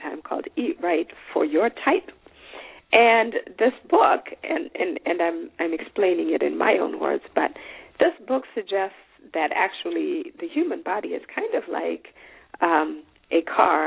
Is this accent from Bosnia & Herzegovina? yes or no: no; Zimbabwe; I am from Zimbabwe